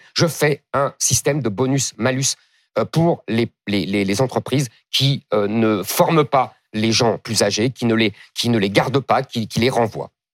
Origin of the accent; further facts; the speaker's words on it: France; je suis français